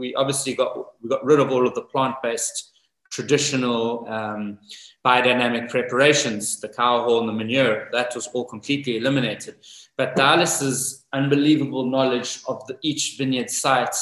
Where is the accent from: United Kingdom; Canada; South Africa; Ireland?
South Africa; moved away as an adult; also born or lived in New Zealand / Napa Valley / Italy; now in Greve in Chianti, Italy; I was actually born and raised in South Africa